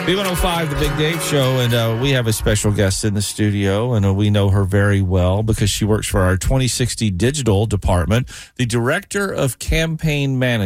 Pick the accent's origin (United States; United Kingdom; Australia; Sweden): United States; Tennessee; moved away; I'm from Tennessee